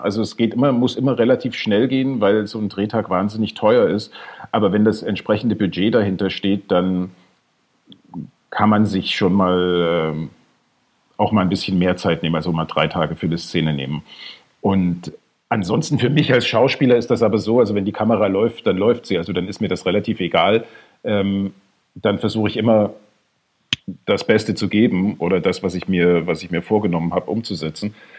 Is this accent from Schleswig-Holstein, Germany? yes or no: no; Bad Schandau, Saxony, Germany; also born or lived in Dohna / Neustadt in Sachsen / Massachusetts; ich bin da in der Nähe aufgewachsen, in, in Bad Schandau und, in, und Neustadt